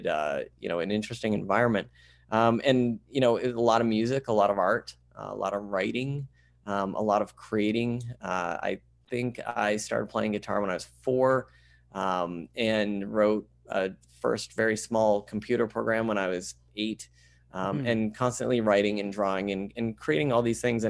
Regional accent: Vermont, United States; I grew up in Vermont. I was born in southern Vermont, and then we moved up to central Vermont.

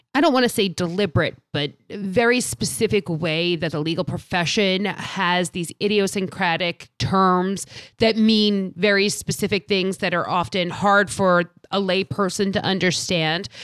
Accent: New York area, United States; I'm from New, the New York area

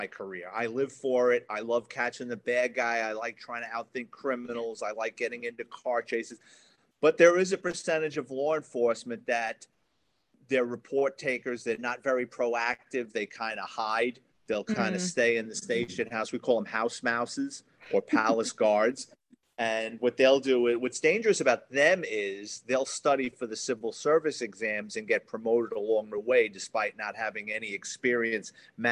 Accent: New York City, New York, United States; I grew up in the Bronx kid, went to Catholic high school

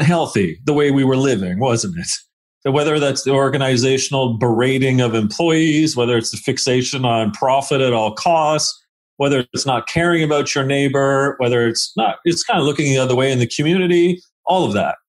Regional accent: Hamilton, Ontario, Canada; also born or lived in England; I grew up in the southern Ontario hemisphere

